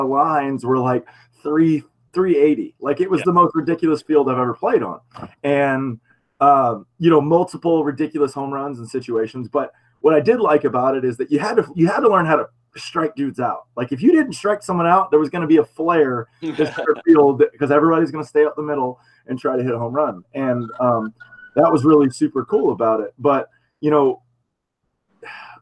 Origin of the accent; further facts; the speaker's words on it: Florida, United States; I'm from Florida, so I'm an East Coast guy too.